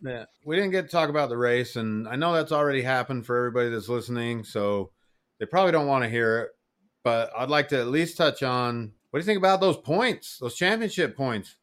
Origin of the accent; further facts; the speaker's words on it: Utah, United States; moved away; I'm from Utah